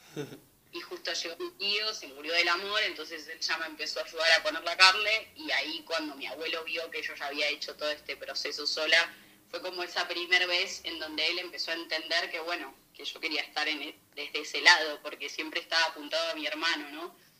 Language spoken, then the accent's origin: Spanish; Buenos Aires, Argentina; moved away as an adult; also born or lived in Villa Constitución, Santa Fe / Italy; now in Madrid, Spain; nací en Buenos Aires en el 96